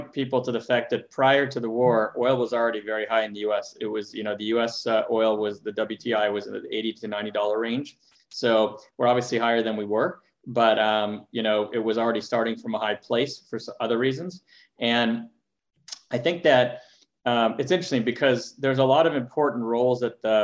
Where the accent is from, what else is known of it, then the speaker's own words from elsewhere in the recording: Montreal, Quebec, Canada; now in California, United States; I grew up in Montreal, so I've been through the tough weather and very cold and snowy weather